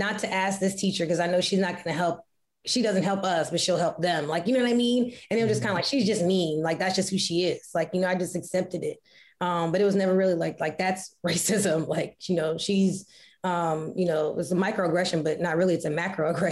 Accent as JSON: {"language": "English", "town": "Woodbridge", "region": "Virginia", "country": "United States", "tie": "born or raised there", "also_born_or_lived": "Arlington, Virginia", "said": "I was born in Arlington, Virginia, but I grew up in Woodbridge, Virginia, part of the DMV, DC metro area."}